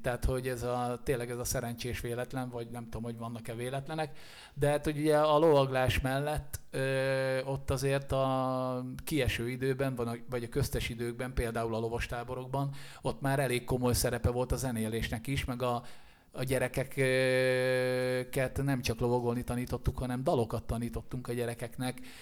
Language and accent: Hungarian; Szirák, Nógrád, Hungary; moved away as an adult; now in Budapest, Hungary; kilométerre lévő kisfaluban nőttem én föl, aminek Sziráka neve, és Észak-Magyarországon található Nógrád megyében